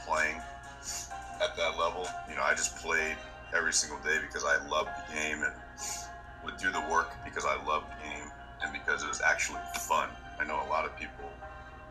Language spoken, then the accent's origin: English; Seattle, Washington, United States; moved away as an adult; also born or lived in Arizona; now in New Orleans, United States; I'm from Seattle, born and raised.